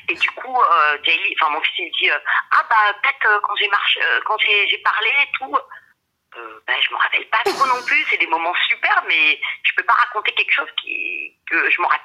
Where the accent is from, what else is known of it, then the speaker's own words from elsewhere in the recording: Rosny-sous-Bois, Île-de-France, France; je suis française, je suis née euh, à Rony-sous-Bois, donc euh, en 93, pas très loin de Drancy. Et mais je suis d'origine, ma mère est d'origine mexicaine et mon père est d'origine espagnole.